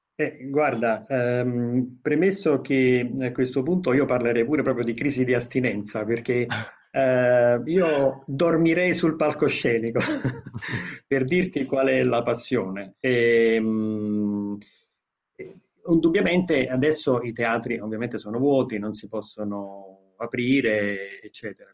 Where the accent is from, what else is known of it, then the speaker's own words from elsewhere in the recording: Naples, Campania, Italy; essendo napoletano